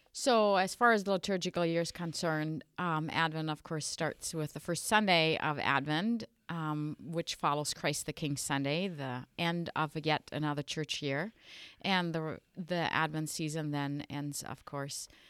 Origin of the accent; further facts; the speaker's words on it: western Germany, Germany; English is a second language; moved away as an adult; also born or lived in Sioux Falls, South Dakota, United States; now in South Dakota, United States; I was uh, born and raised in Germany in the western part of Germany. I spent my childhood there